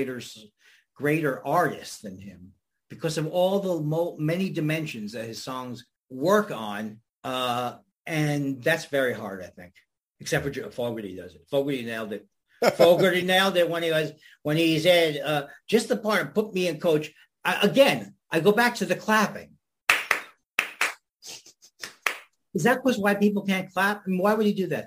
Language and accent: English; New York, United States; I grew up in New York.